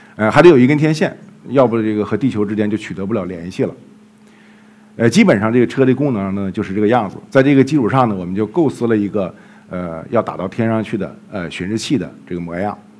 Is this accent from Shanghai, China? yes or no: no; Jilin, China; moved away; 后来我们又到了吉林， 也是我的家乡